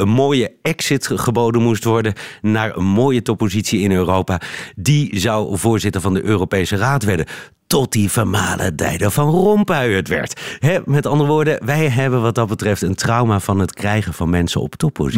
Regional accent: Netherlands; moved away as an adult; now in Brussels, Belgium; als Nederlander

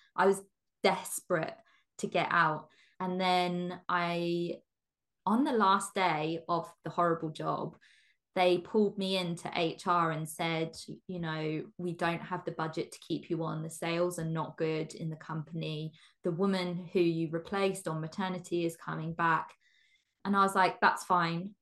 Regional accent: England, United Kingdom; I'm born and bred in England. Um in the countryside in England as well.

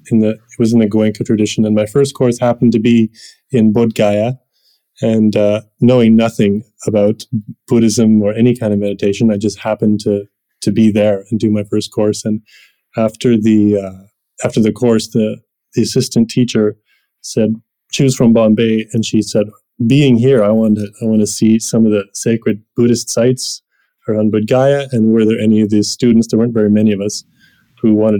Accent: Canada; from Canada

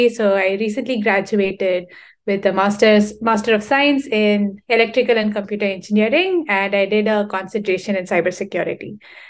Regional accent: Chennai, Tamil Nadu, India; So I come from Chennai. It's in the southern part of India, a really hot, scorching place.

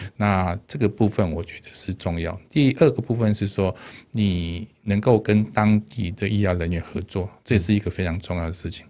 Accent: Taipei, Taiwan; moved away as an adult; also born or lived in Dalin, Chiayi; 我从小到，到，到，在台北长大

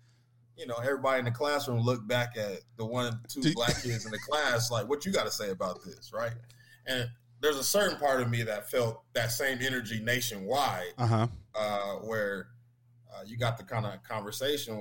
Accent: Denver, Colorado, United States; I grew up in Denver, Colorado

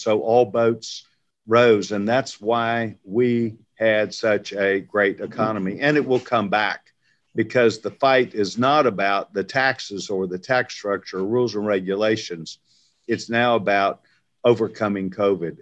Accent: Waco, Texas, United States; I grew up in Waco, Texas

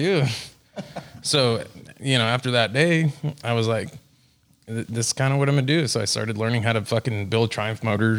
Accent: McAllen, Texas, United States; now in Florida, United States; Originally, I was born in McAllen, Texas

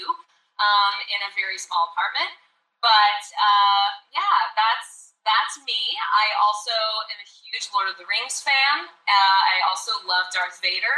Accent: Arkansas, United States; moved away as an adult; now in Los Angeles, United States; I am originally from Arkansas. I grew up in a small town in America.

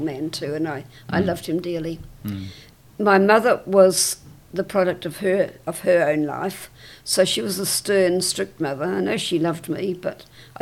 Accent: Wellington, New Zealand; I was born in Wellington in 1929

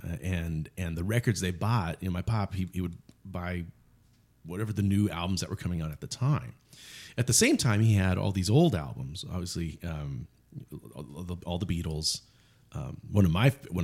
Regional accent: Yuma, Arizona, United States; growing up in Yuma, Arizona, there's not a lot

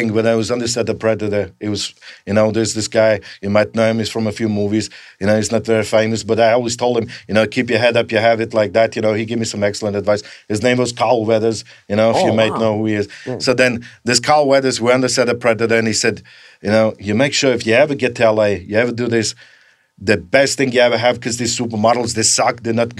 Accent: Graz, Styria, Austria; So ever since I grew up in Graz, Austria, you know, this is what you do.

